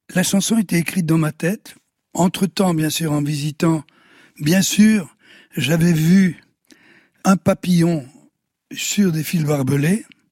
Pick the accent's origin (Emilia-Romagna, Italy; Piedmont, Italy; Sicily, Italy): Sicily, Italy; moved away; also born or lived in Belgium; de la Sicile, euh, dont je suis originaire, et de la Belgique